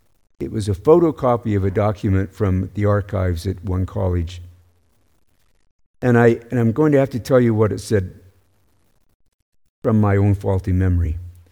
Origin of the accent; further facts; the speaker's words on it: the South, United States; I grew up in the American South primarily.